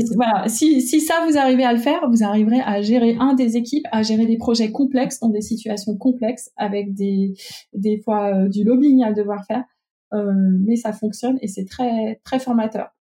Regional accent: Lyon, Auvergne-Rhône-Alpes, France; also born or lived in Ambérieu-en-Bugey area; je suis lyonnaise aussi

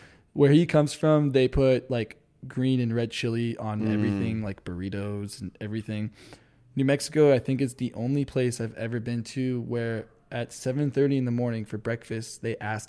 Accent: France; like, I'm French, so I grew up in French parents and everything, and dude, French people do not eat anything spicy at all.

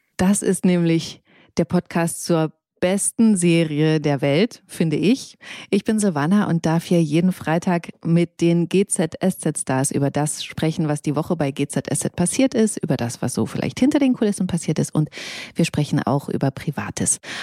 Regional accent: Saxony, Germany; ich komme ja aus Sachsen

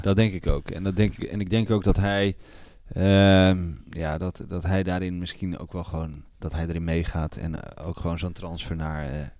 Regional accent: Netherlands; we moeten als Nederlanders

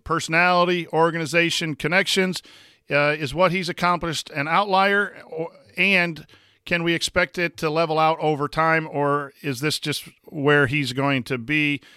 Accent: La Porte, Indiana, United States; Laporte, my hometown

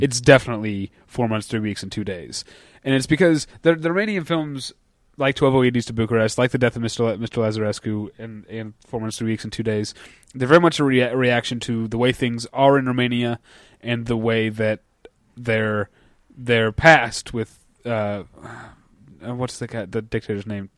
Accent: United States; as an American

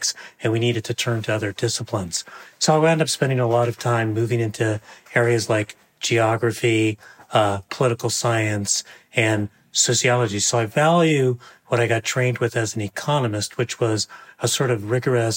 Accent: San Gabriel Valley, east of East Los Angeles, California, United States; I grew up in the San Gabriel Valley, east of East Los Angeles

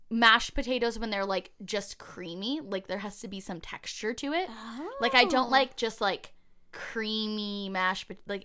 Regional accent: California, United States; also born or lived in New York; So I was born in New York, and then we moved to an apartment here in Southern California.

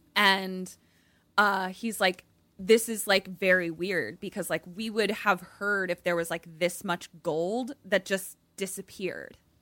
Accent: Baltimore, Maryland, United States; accent: Balmer; my Balmer accent

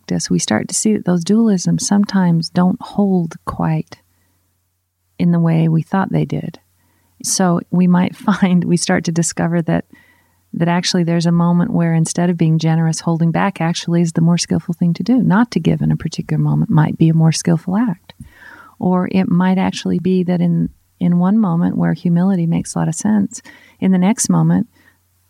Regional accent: United States; I'm an American

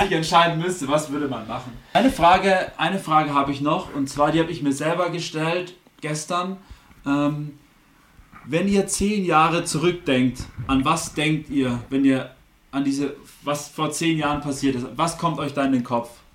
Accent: Germany; wir sind Deutsche, Deutsche wir aus dem deutschsprachigen Raum

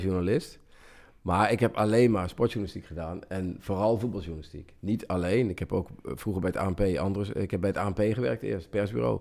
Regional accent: Central Limburg, Netherlands; ik kom uit Midden-Limburg

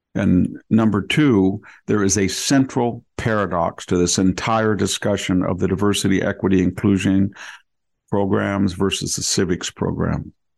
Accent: United States; born or raised there

